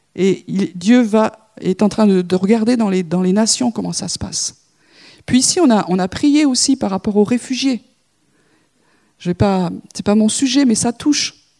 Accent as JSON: {"language": "French", "country": "France", "said": "nous sommes français"}